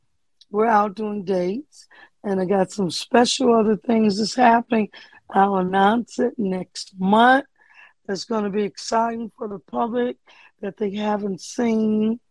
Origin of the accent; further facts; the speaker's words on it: Detroit, Michigan, United States; I grew up in church in Detroit, Michigan.